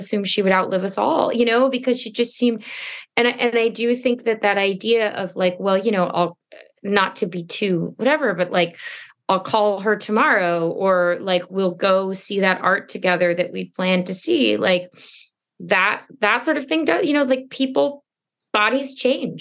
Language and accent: English; Stuart, Florida, United States; moved away; I'm from Florida